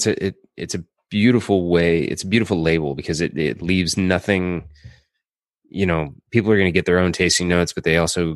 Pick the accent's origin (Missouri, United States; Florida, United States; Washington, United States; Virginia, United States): Missouri, United States; St. Louis; moved away; also born or lived in New York; Well, I'm from St. Louis, Missouri.